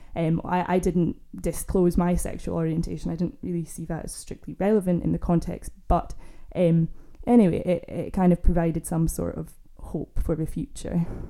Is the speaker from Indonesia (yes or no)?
no; Scotland, United Kingdom; also born or lived in Glasgow; I grew up in Scotland, I'm from Scotland